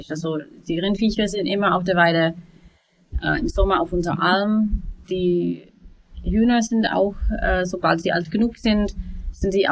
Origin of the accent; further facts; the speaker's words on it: United States; German is a second language; now in Germany; Ähm, also ich bin ursprünglich aus den USA, ähm, bin seit fünf Jahren hier mit meiner Familie